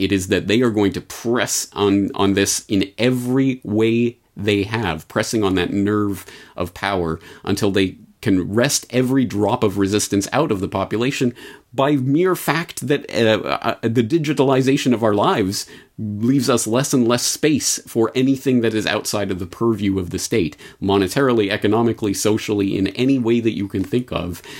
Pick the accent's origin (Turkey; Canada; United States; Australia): Canada; I was a Canadian growing up in the Canadian public education system